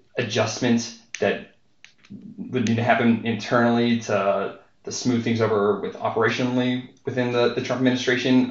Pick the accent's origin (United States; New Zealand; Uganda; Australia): United States; Western Pennsylvania; I'm from Western Pennsylvania